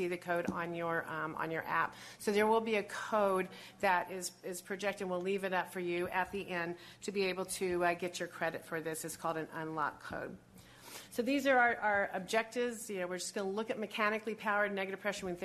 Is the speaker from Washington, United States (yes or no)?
no; Buffalo, New York, United States; I hail from Buffalo, New York.